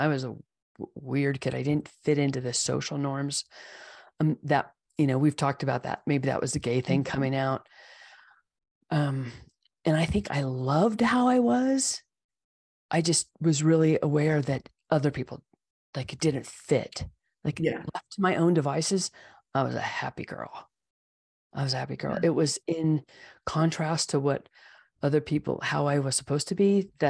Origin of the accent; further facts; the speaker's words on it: California, United States; I grew up in the East Bay Area back when it was a lot of open hills covered with grass and foxtails and poison oak.